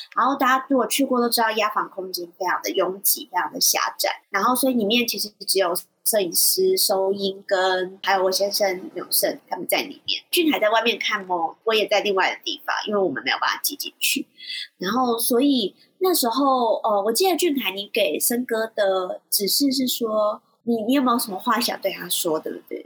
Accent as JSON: {"language": "Chinese", "town": "Shuishang", "region": "Chiayi County", "country": "Taiwan", "tie": "born or raised there", "said": "我自己就是水上人，然后这是我从小听的故事"}